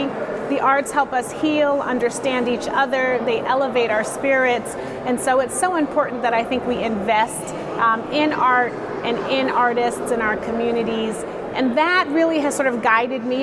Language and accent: English; Chicago, Illinois, United States; I'm originally from Chicago. I was born in Lincoln Park and was raised in Bronzeville and Hyde Park